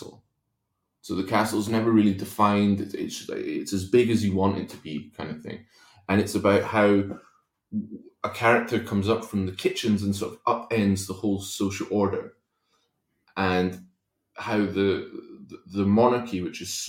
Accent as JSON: {"language": "English", "area": "Kingdom of Fife", "region": "Scotland", "country": "United Kingdom", "tie": "born or raised there", "also_born_or_lived": "Spain", "said": "when we moved to Scotland from Spain, grew up in a place called the Kingdom of Fife"}